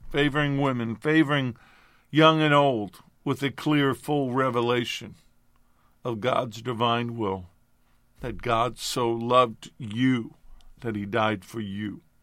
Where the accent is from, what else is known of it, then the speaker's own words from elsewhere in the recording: New York, United States; I'm a kid from New York. I'm a New York Italian.